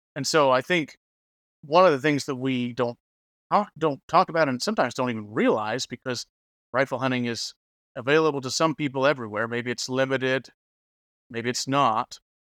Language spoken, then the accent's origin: English; Oklahoma, United States; now in Kansas, United States; I live in Kansas. I grew up in Oklahoma.